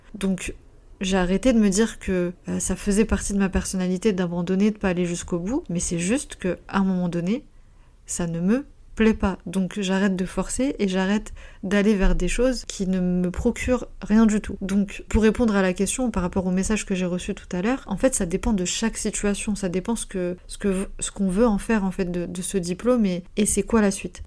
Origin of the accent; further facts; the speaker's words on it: France; also born or lived in North Macedonia; je suis pas je suis pas née en France, je suis née en Macédoine, euh, je suis serbo-croate et je suis arrivée à l'âge de, de, 3 ans en, France